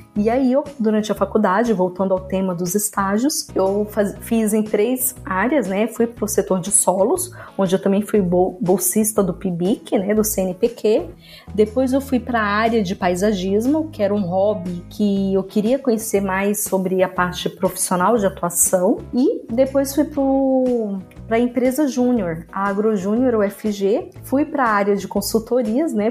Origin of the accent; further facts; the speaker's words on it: Balsas, Maranhão, Brazil; sou natural de Balsas, no estado do Maranhão